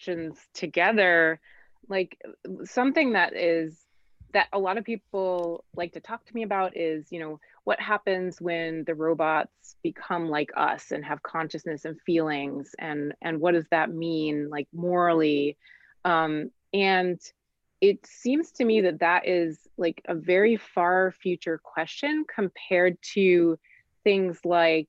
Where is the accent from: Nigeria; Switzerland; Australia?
Switzerland; moved away; I grew up in Switzerland where they eat horses